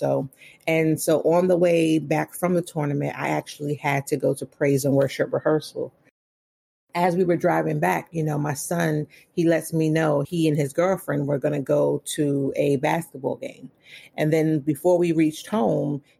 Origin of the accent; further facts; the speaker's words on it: New York City, New York, United States; moved away as an adult; also born or lived in Philadelphia, Pennsylvania; now in Waldorf, United States; I'm originally from Brooklyn, New York, born and raised